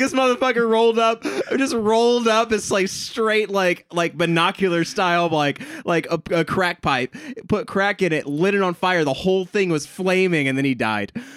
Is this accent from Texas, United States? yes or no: yes; Texas, United States; I grew up in Texas